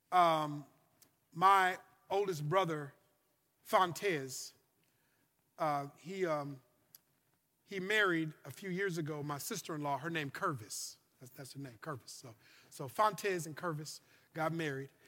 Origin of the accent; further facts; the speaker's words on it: Louisiana, United States; My, I come from Louisiana.